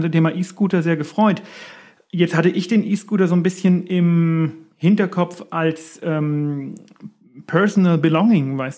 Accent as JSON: {"language": "German", "town": "Erlangen", "region": "Bavaria", "country": "Germany", "said": "ich meine, man muss sagen, ich komme aus Erlangen, ne? Und Erlangen ist eine, ja, nennen wir es mal sehr fahrradaffine Stadt."}